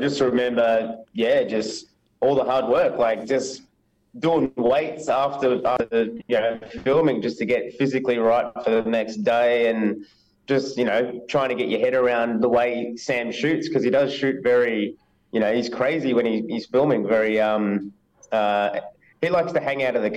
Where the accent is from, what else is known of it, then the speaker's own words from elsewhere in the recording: Melbourne, Victoria, Australia; myself and …, we're actually from Melbourne.